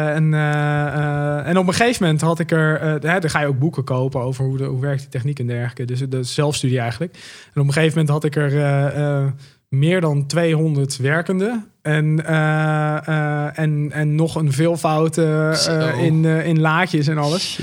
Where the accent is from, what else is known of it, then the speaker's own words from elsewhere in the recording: Drenthe, Netherlands; now in Delft, Netherlands; Ik kom uit Drenthe oorspronkelijk